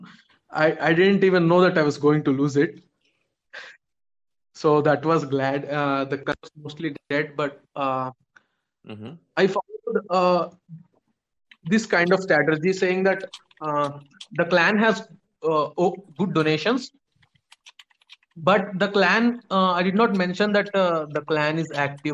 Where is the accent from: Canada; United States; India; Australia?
India; I'm actually from India